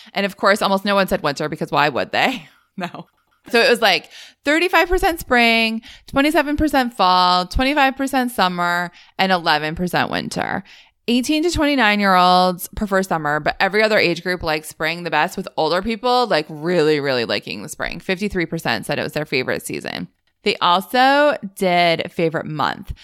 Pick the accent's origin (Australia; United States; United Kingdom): United States; Northeast; I grew up in the Northeast, which I think must go back to school later than anyone else.